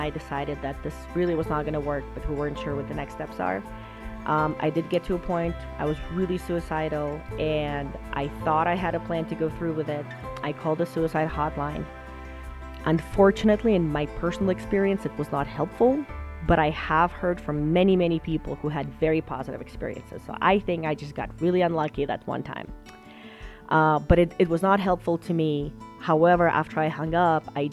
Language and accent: English; Moscow, Russia; English is a second language; moved away as an adult; I actually grew up in Moscow, Russia. So I stayed there until I was 18, didn't come here until I was 18. You know, English is my second language